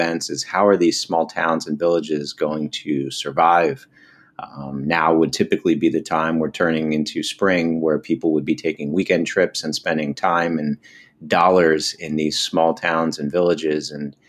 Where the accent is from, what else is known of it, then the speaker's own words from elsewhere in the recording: Millerton, New York, United States; I grew up in Millerton, New York, about 2 hours north of the city.